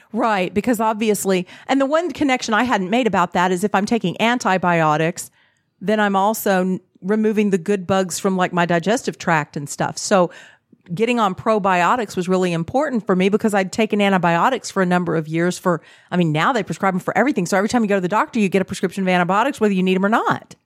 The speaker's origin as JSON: {"language": "English", "region": "Texas", "country": "United States", "tie": "born or raised there", "said": "I grew up in Texas I was raised in a very Christian setting"}